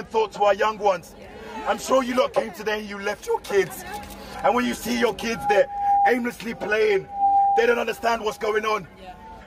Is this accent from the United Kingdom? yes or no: yes; London, United Kingdom; I'm 28 years old, born and raised in London